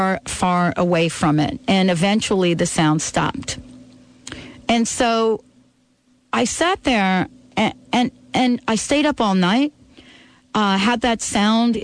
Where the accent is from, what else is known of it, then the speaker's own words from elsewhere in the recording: New York, United States; also born or lived in California; now in Seattle, United States; growing up in New York